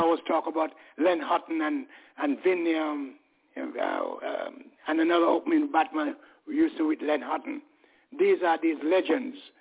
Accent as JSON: {"language": "English", "region": "England", "country": "United Kingdom", "said": "I'm British. I'm English"}